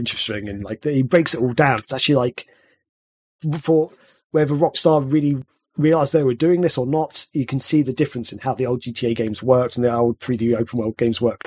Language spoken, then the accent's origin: English; England, United Kingdom; I'm English